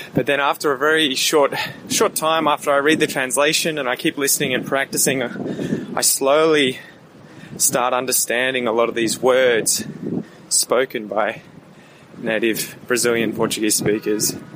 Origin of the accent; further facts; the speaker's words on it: Australia; I'm Australian